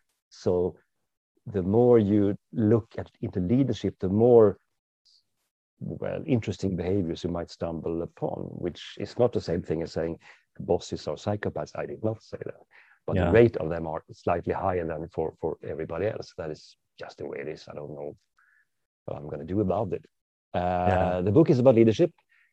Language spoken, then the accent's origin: English; Sweden; driving on the wrong side of the road, obviously, because I'm from Sweden.